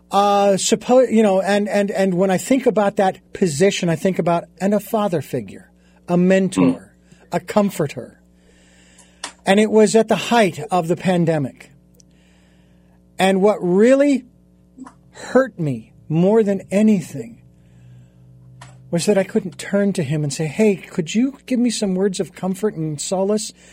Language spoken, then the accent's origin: English; Phoenix, Arizona, United States; Phoenix, Arizona, my hometown